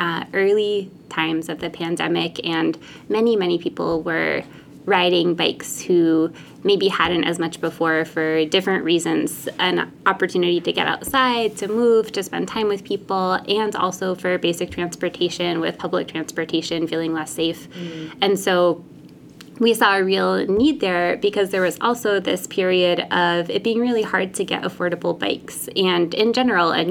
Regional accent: Bristol, Rhode Island, United States; I grew up in Bristol

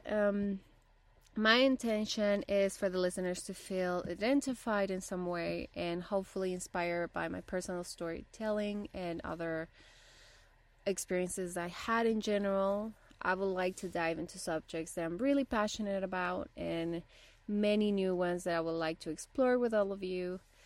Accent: Bolivia; first language Spanish; English is a second language; also born or lived in Rocky Mountains, Canada; now in Canada; I'm originally from Bolivia and my first language is Spanish

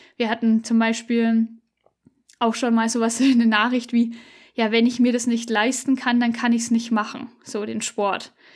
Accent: Upper Franconia, Fichtel Mountains, Bavaria, Germany; moved away; also born or lived in Allgäu; wir kommen aus Oberfranken, ähm, Richtung tschechische Grenze ist es praktisch. Genau, Fichtelgebirge.

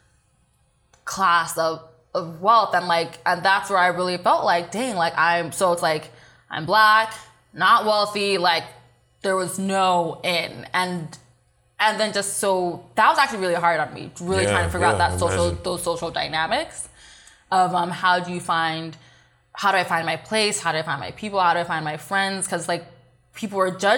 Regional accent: Walnut, California, United States; I grew up in the IE. I grew up in Walnut, next to West Covina, Diamond Bar

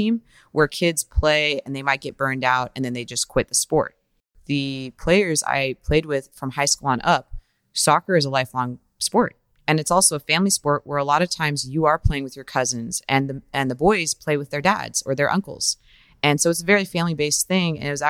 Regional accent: Reno, Nevada, United States; now in Sacramento, United States; So I was born and raised in Reno, Nevada. I played youth soccer there. I'm from a family of seven children. I'm the oldest.

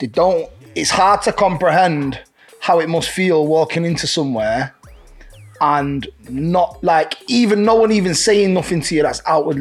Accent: Manchester, North West England, United Kingdom; born or raised there

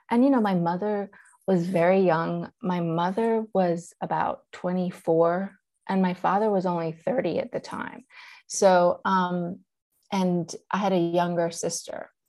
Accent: Charlotte, North Carolina, United States; born or raised there; first language Persian; English is a second language; also born or lived in Iran / London

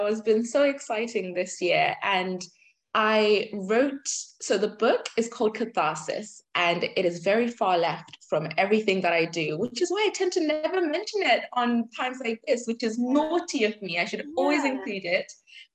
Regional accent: Zimbabwe; now in United Kingdom; I'm Zimbabwean, I was born in Zimbabwe

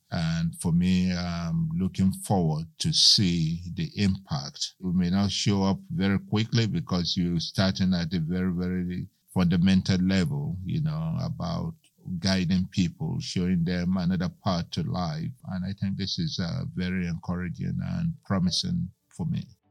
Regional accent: Lagos, Nigeria; also born or lived in Macon; now in United States; I grew up in Lagos, Nigeria

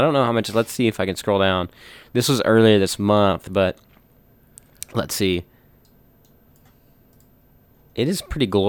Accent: Morehead City, North Carolina, United States; I'm just a hick from Moorhead, North Carolina.

